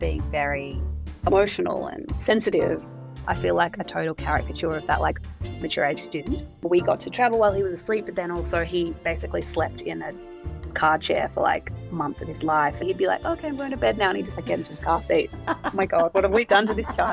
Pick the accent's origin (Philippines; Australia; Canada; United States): Australia; Melbourne, Victoria; also born or lived in Manly, Sydney; now in Sydney, Australia; I'm originally from Melbourne, but I now live in Manly in Sydney